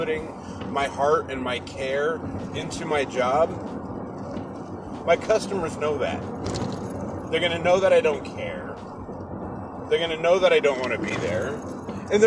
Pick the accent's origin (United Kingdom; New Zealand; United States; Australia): United States; Seattle, Washington; I'm from Seattle